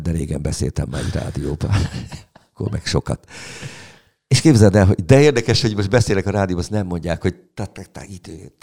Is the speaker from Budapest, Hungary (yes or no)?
no; Orosháza, Békés, Hungary; moved away; also born or lived in Gerendás / Szeged; Orosháza ö, szülővárosom, ugye a gimnázium évek